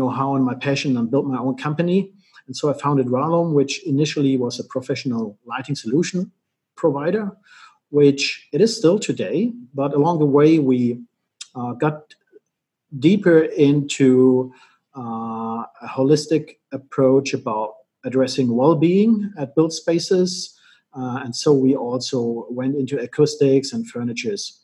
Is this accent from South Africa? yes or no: no; Germany; I was born and raised in Germany